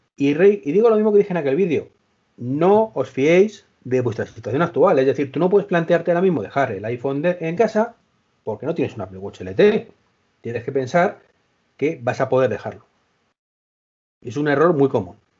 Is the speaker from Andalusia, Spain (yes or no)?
no; Madrid, Community of Madrid, Spain; Dani y yo somos de Madrid